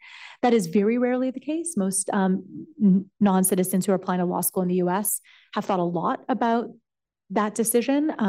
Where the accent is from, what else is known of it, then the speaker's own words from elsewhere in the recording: Canada; moved away as an adult; also born or lived in United States; I'm Canadian and I went to college in the United States.